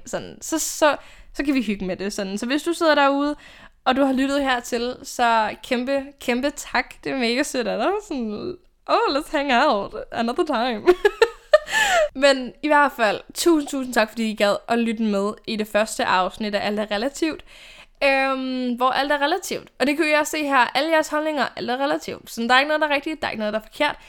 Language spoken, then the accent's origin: Danish; Odense, Southern Denmark, Denmark; now in Copenhagen, Denmark; min hjemby i Odense